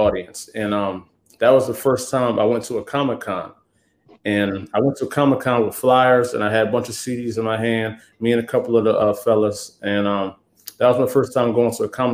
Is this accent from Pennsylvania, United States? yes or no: yes; Lansdowne, Pennsylvania, United States; now in New Jersey, United States; I'm from Delaware County, Pennsylvania. I grew up in Lansdowne, went to Penwood High School